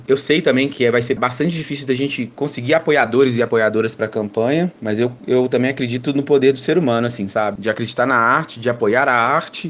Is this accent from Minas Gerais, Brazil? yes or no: yes; Belo Horizonte, Minas Gerais, Brazil; sou daqui da cidade de Belo Horizonte